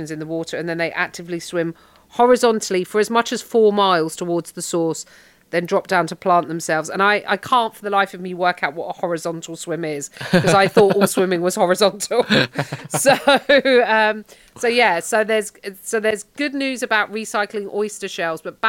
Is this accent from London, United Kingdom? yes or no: yes; London, United Kingdom; accent: Cockney; I'm Cockney